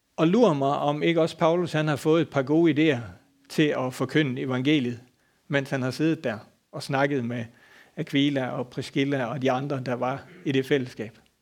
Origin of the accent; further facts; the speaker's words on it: Denmark; moved away; så er jeg fra Bøvl og ude fra landet. Så dengang derhjemme havde vi en gård